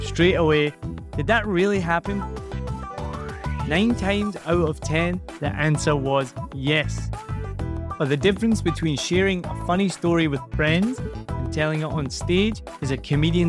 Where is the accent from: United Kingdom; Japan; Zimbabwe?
United Kingdom; Scotland; accent: Scottish; moved away as an adult; also born or lived in Rhode Island, United States; now in Vietnam; I lived here 4 years. I'm from Scotland.